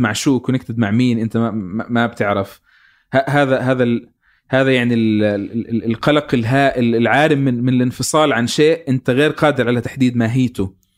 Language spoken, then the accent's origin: Arabic; Palestine; انا يعني كفلسطيني